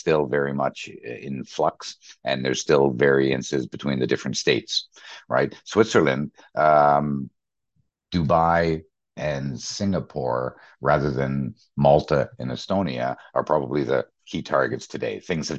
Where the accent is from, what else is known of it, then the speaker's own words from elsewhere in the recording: Canada; also born or lived in Middle East / London, United Kingdom / Germany; So I'm a Canadian. I've been in Canada. I've been in the Middle East, 12 years in London, 7 years in Germany.